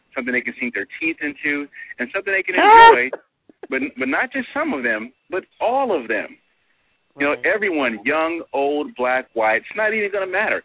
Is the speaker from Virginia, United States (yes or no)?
no; New York, United States; I'm from New York